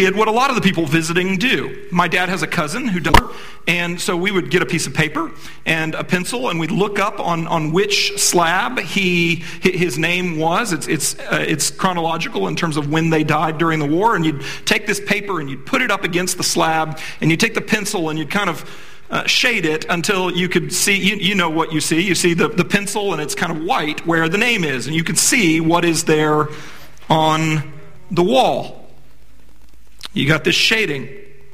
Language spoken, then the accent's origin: English; D.C., Virginia, United States; I grew up in Virginia, right outside of Washington, D.C.